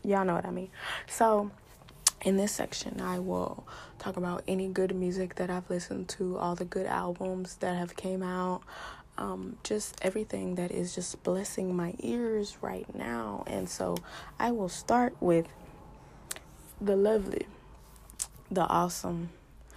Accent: Houston, Texas, United States; I'm from Houston

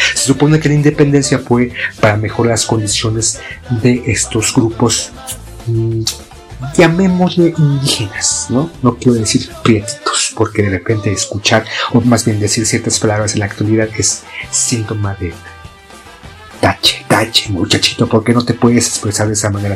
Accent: Mexico

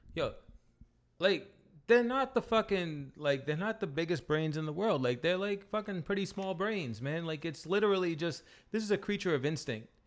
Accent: Rhode Island, United States; We're from Rhode Island

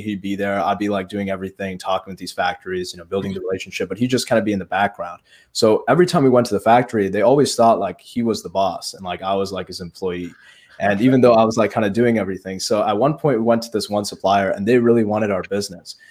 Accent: Chesterton, Indiana, United States; a foot doctor here in Chesterton. That's my hometown. and, it's in Indiana

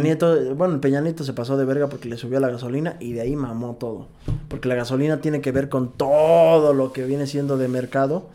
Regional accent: Mexico; como mexicano

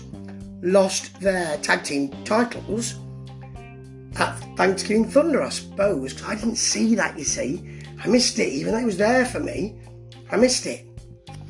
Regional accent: England, United Kingdom; Being English

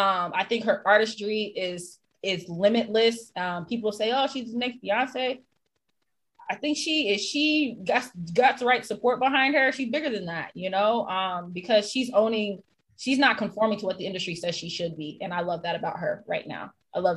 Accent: the South, United States; I'm from the South. My family's in North Carolina.

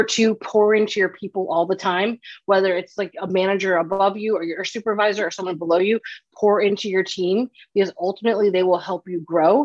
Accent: Chicago, Illinois, United States; moved away as an adult; also born or lived in San Diego / Los Angeles; growing up in Chicago

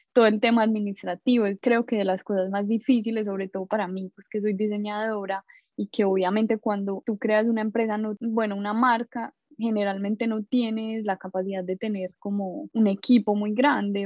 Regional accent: Medellín, Antioquia, Colombia; moved away as an adult; now in New York, United States; soy de Medellín

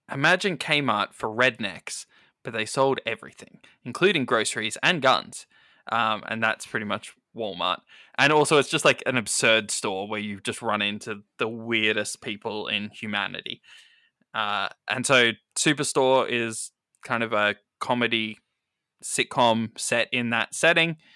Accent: Australia; As an Australian

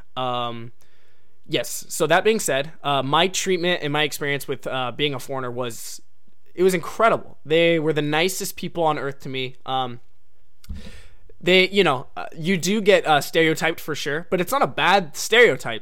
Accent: United States; moved away as an adult; now in Japan; I'm an American, um, guy

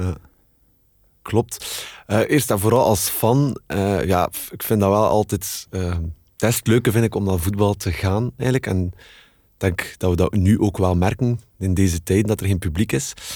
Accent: Kortrijk, Flanders, Belgium; ik ben van Kortrijk

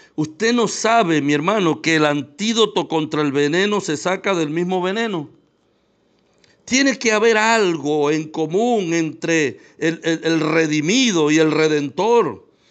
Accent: Venezuela

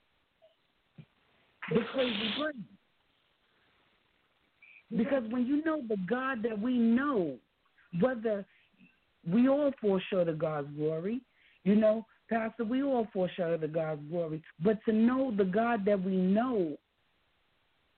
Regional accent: New York City, New York, United States; we're from New York City

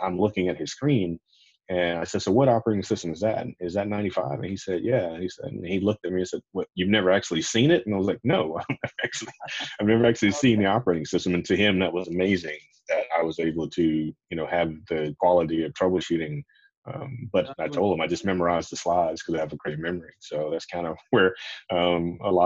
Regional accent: Jacksonville, Florida, United States; also born or lived in Tampa, Florida; I moved away from my hometown of Jacksonville, Florida, to Tampa to attend school.

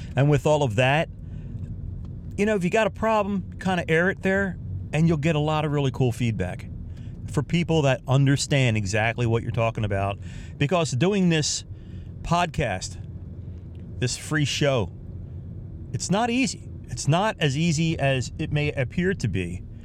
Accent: United States; I'm from the United States of America here.

